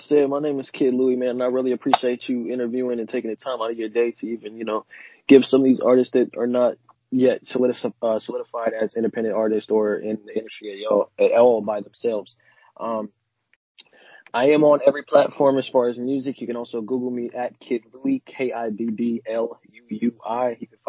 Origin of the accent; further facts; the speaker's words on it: New Orleans, Louisiana, United States; And like I said, man, I'm from New Orleans.